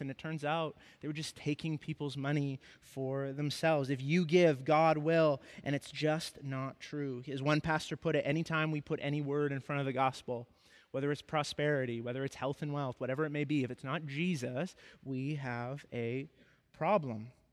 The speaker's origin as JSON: {"language": "English", "town": "Kamloops", "region": "British Columbia", "country": "Canada", "tie": "born or raised there", "moved": "as an adult", "said": "before I moved away from my hometown of Kamloops"}